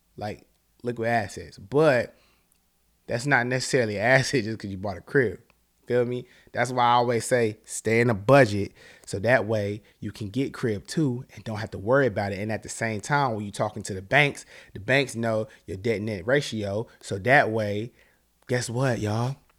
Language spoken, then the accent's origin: English; Charlotte, North Carolina, United States; I'm from Charlotte, North Carolina.